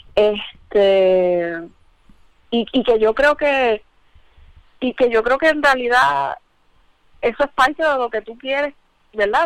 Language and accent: Spanish; Mayagüez, Puerto Rico; moved away; also born or lived in Ponce; la realidad es que yo me crié en Mayagüez